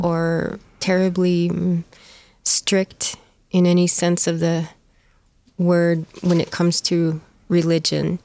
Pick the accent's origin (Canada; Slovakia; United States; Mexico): United States; Four Corners area, Southwest; also born or lived in Arizona; I grew up in the Southwest